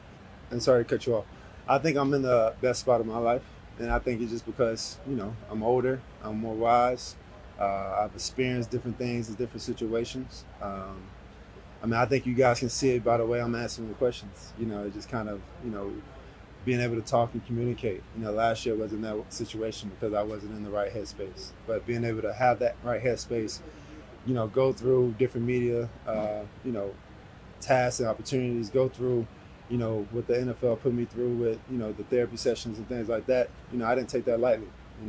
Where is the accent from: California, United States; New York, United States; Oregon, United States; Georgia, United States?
Georgia, United States; I do it in Georgia, back in my hometown.